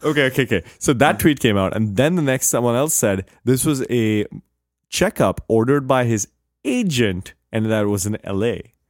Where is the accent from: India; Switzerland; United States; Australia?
India; moved away; growing up in India